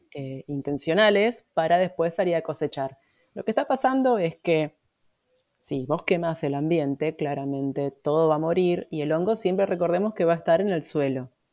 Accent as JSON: {"language": "Spanish", "region": "Buenos Aires", "country": "Argentina", "tie": "born or raised there", "moved": "yes", "said": "Viviendo en Capital Federal tenés poco acceso, pues yo de chiquita vivía en Capital"}